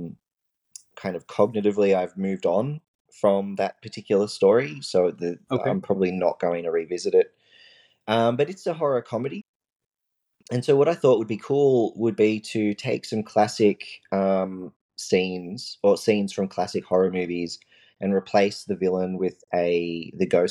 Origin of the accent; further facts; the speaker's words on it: Australia; also born or lived in New Zealand; I'm Australian